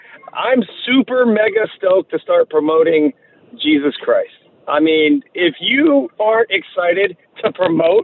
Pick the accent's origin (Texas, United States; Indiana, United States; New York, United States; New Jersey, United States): Indiana, United States; Terre Haute; I'm from Terre Haute, Indiana